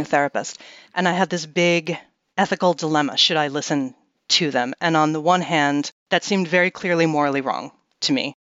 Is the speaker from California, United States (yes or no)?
no; New York City, New York, United States; I grew up in Manhattan in New York City